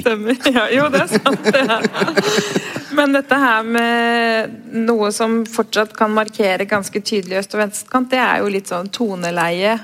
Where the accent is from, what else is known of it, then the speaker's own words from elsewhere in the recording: Oslo, Norway; er egentlig en ganske sånn klassisk Oslo-boer, egentlig, som har bodd omtrent rundt hele byen